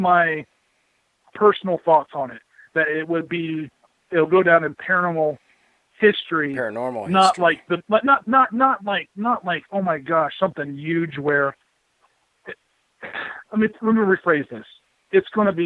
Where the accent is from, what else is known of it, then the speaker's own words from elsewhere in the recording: Mansfield, Ohio, United States; I was born and raised in the Mansfield area